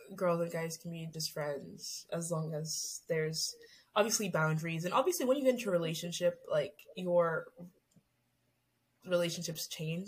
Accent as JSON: {"language": "English", "country": "Canada", "said": "we're Canadian and we're in the Commonwealth"}